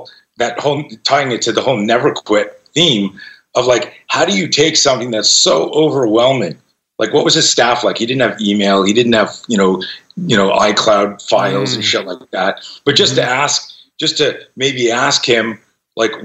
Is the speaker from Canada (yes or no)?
yes; Canada; now in United States; I grew up in Canada and I just became an American citizen this year